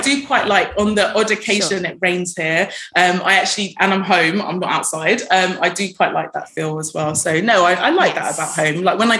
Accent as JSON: {"language": "English", "region": "London", "country": "United Kingdom", "tie": "born or raised there", "moved": "as an adult", "lives_now": "Dubai, United Arab Emirates", "said": "born and raised in Notting Hill, West London. To be fair, James, I hardly ever left West London."}